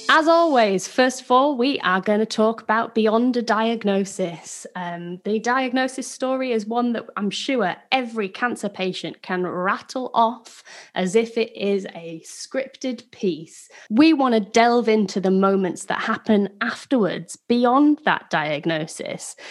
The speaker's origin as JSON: {"language": "English", "region": "Yorkshire and the Humber", "country": "United Kingdom", "said": "I'm from Yorkshire as well"}